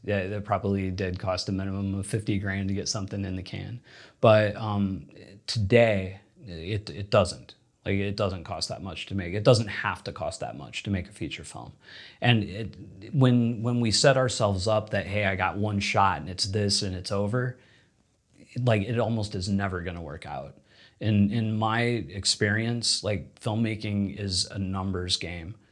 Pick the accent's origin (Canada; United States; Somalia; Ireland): United States; Indiana; moved away as an adult; also born or lived in Louisiana; now in Los Angeles, United States; I grew up in Indiana